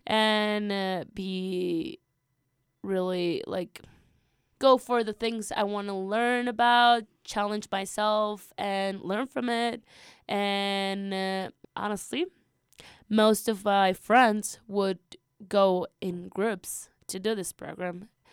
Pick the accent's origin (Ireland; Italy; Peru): Peru; moved away as an adult; also born or lived in Lima, Peru; now in Roaring Fork Valley, United States; I'm from Peru. I used to go to school, uh, in Lima